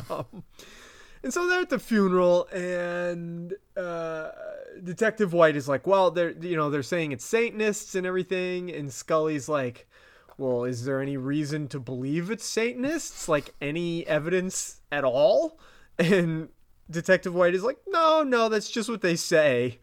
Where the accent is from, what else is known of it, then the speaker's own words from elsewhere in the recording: Vermont, United States; my accent's fucking it up. Um, Us Vermonters